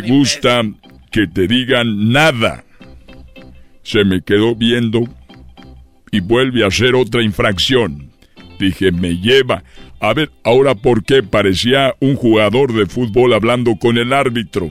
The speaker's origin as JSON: {"language": "Spanish", "region": "Guanajuato", "country": "Mexico", "said": "yo soy de Guanajuato"}